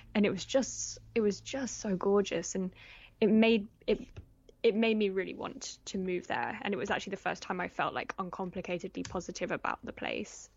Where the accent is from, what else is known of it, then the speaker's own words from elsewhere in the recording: Oxfordshire, South East England, United Kingdom; also born or lived in London / Paris; I was born in London. We were, we moved to Paris when I was really small and lived there for a year, but I grew up mostly in, um, in Oxfordshire